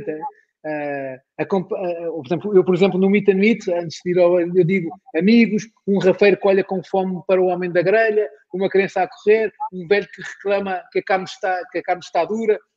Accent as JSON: {"language": "Portuguese", "country": "Portugal", "said": "outra vez, somos portugueses, está lá no rótulo"}